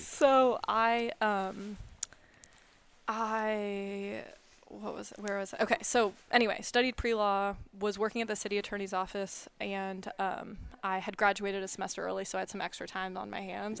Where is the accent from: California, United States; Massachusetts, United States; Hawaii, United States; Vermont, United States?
California, United States; Orinda; moved away as an adult; now in Ann Arbor, United States; I am originally from Arinda, California, which is in the East Bay